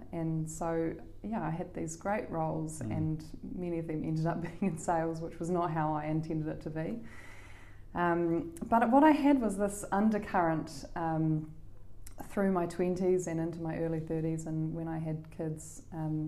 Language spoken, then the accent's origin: English; Auckland, New Zealand; also born or lived in Canterbury / Canada / London / Sydney; I grew up here in Auckland